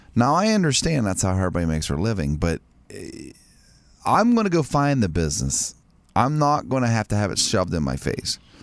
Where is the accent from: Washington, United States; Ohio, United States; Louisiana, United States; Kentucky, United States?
Ohio, United States; Martins Ferry; my hometown